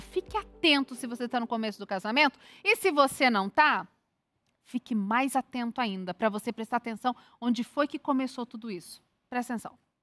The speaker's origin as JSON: {"language": "Portuguese", "region": "Bahia", "country": "Brazil", "said": "sou do Nordeste, baiana, tem toda uma cultura familiar"}